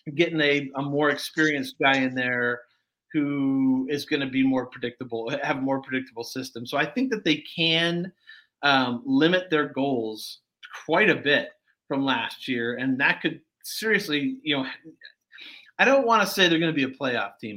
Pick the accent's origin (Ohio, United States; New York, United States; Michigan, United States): Michigan, United States; Detroit; moved away; I grew up in Detroit. Uh, I'm from Detroit area